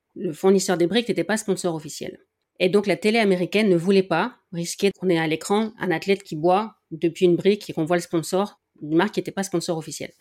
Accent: Dunkirk, Hauts-de-France, France; je suis née à Dunkerque

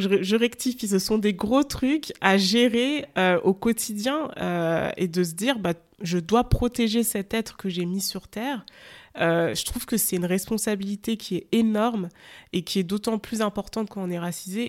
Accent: France; je suis née dans un, en France

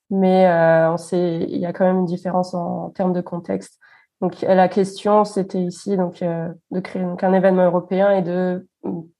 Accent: France; now in Germany; ça m'a manqué par rapport à ce que où j'ai grandi en France. Quand j'étais en, en, France, je trouve que c'est quelques, enfin, les milieux où j'étais, c'était beaucoup plus diversifié

